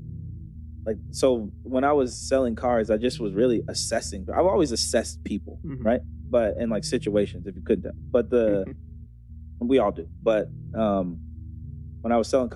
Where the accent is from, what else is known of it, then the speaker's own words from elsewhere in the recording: Beaverton area, near Portland, Oregon, United States; I grew up on Main Street